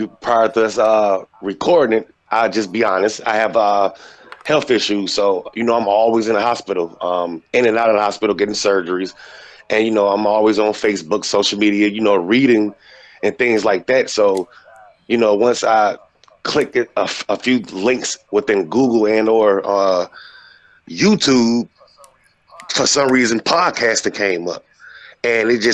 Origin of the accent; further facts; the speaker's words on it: Atlanta, Georgia, United States; now in Pennsylvania, United States; I currently reside in the Connersville, Pennsylvania area, but I'm originally from Atlanta, Georgia.